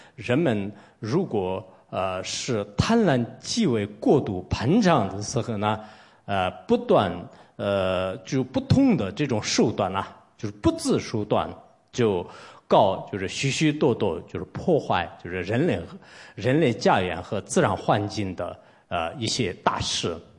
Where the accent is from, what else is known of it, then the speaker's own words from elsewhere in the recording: Tibet, China; 我来自一个西藏的 这种普通出家人